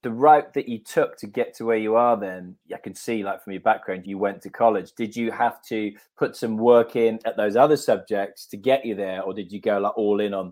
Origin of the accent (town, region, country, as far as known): Oakville, Ontario, Canada; born or raised there